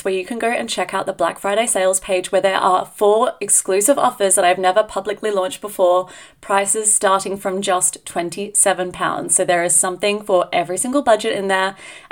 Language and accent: English; Australia; now in Edinburgh, United Kingdom; being Australian